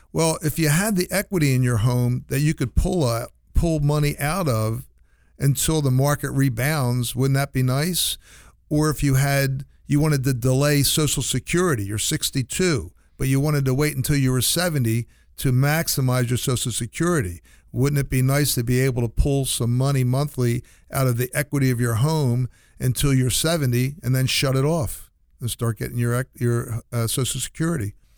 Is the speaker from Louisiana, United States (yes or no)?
no; New Jersey, United States; moved away; I'm from New Jersey originally